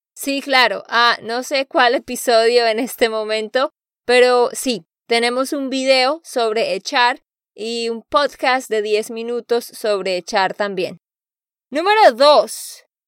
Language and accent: Spanish; Santander, Colombia; de Santander, Colombia.